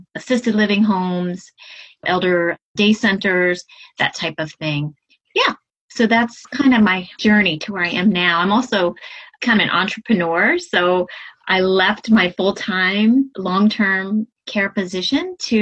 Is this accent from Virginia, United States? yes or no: yes; Southeastern Virginia, United States; now in Hudson Valley, New York, United States; originally I am from Southeastern Virginia, but now I'm living in the Hudson Valley area of New York